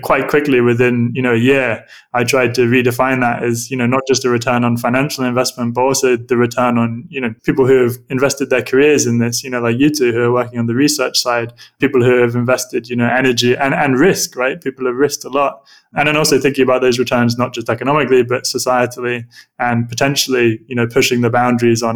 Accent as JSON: {"language": "English", "area": "Suffolk", "region": "East of England", "country": "United Kingdom", "tie": "born or raised there", "said": "I grew up in Suffolk in the countryside"}